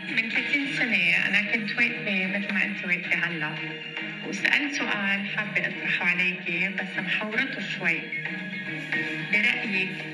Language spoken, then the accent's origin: Arabic; Baskinta, Mount Lebanon, Lebanon; بضيعتي بلبنان بمسكنتا